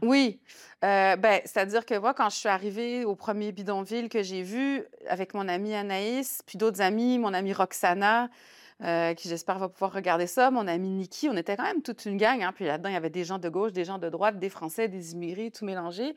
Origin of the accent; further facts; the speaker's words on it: Saguenay, Quebec, Canada; moved away as an adult; also born or lived in La Baie / Lyon, France; now in Montreal, Canada; Je suis née au Saguenay en 72 père Tunisien, mère saguenayenne, mais on a été élevés, ma sœur et moi, vraiment